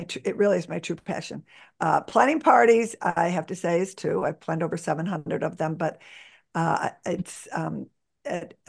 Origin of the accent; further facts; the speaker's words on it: Buffalo, New York, United States; I was born and raised in Buffalo, New York, where I live today